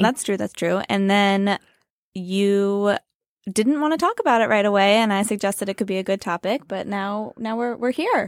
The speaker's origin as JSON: {"language": "English", "region": "Pennsylvania", "country": "United States", "also_born_or_lived": "Chicago", "moved": "as an adult", "lives_now": "New York, United States", "said": "I'm from Pennsylvania"}